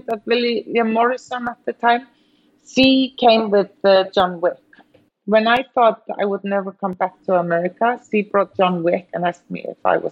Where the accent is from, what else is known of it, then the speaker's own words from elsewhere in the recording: Iceland; moved away; being born and raised in Iceland, working here